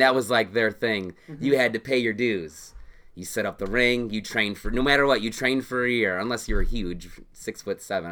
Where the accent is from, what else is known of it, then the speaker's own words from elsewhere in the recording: Bourbonnais, Illinois, United States; also born or lived in Bradley, Illinois; I grew up in Bradley, Bourbonnais